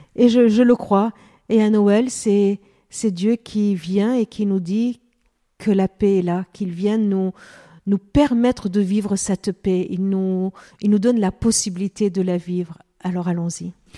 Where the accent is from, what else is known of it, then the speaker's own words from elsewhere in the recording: Lebanon; now in France; je suis d'origine arménienne, mm. je suis née au Liban